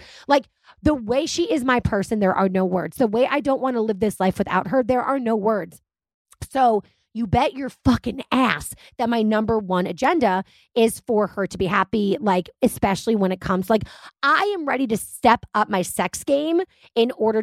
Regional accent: United States; I guess I am an American.

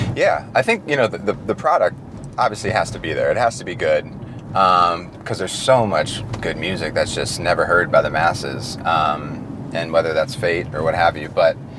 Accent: Detroit, Michigan, United States; I'm from Detroit.

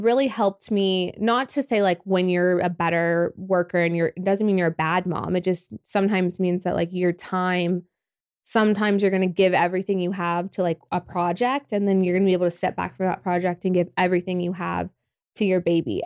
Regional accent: Oklahoma City, Oklahoma, United States; also born or lived in Los Angeles / Dallas; I love Oklahoma City, born and raised

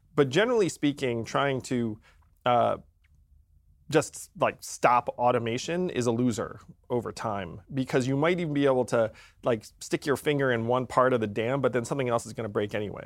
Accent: upstate New York, United States; I was born in upstate New York.

